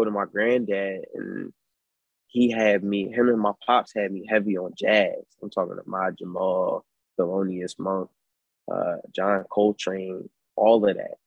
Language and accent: English; Philadelphia, Pennsylvania, United States; I'm from North Philadelphia, PA